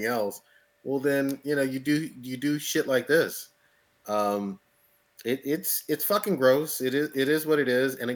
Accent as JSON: {"language": "English", "country": "United States", "said": "I'm an American too"}